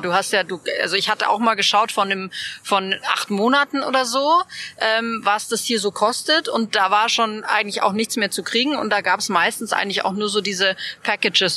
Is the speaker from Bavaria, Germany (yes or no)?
yes; Munich, Bavaria, Germany; finde ich jetzt als, als Münchnerin